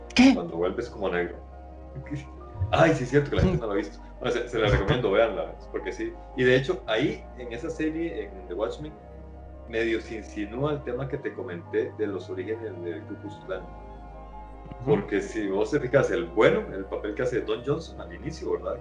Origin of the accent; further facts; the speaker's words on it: Costa Rica; como centroamericano que soy